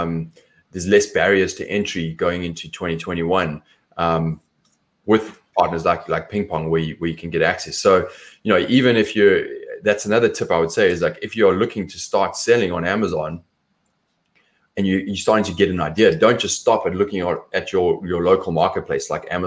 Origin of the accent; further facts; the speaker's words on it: South Africa; accent: South African; My accent is different. It's South African